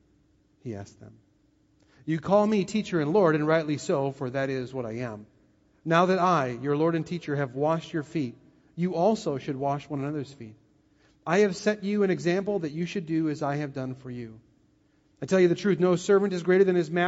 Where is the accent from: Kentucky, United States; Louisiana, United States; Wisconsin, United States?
Wisconsin, United States; I'm from Wisconsin, and many of you are, and so I know how Wisconsin people think about serving.